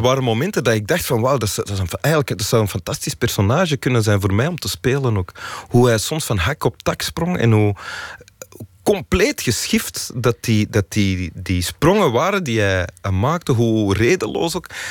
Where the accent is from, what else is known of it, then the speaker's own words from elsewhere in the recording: Antwerp, Flanders, Belgium; We, woonden ook in Antwerpen en niet, niet in de buurt van Mechelen